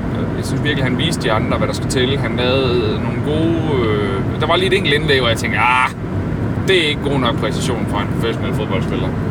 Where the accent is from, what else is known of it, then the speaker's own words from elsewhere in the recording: Denmark; som dansker